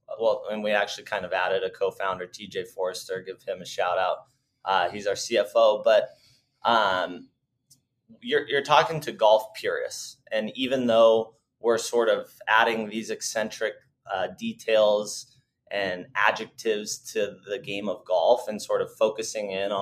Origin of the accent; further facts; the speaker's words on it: Northern Arizona, United States; the course that we grew up playing in Northern Arizona